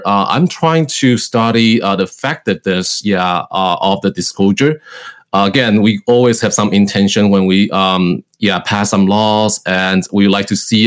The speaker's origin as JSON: {"language": "English", "country": "Taiwan", "moved": "as an adult", "lives_now": "Cleveland, United States", "said": "I was originally from Taiwan"}